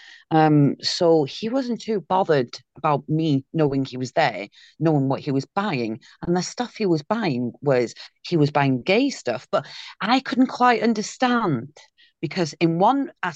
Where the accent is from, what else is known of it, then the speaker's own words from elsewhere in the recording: Caernarfon, Wales, United Kingdom; was well known in Carnarvon, had been, which is my hometown